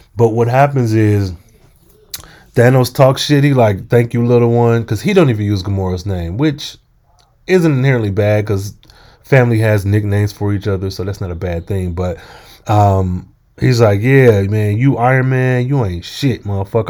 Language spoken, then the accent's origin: English; United States; I am American as well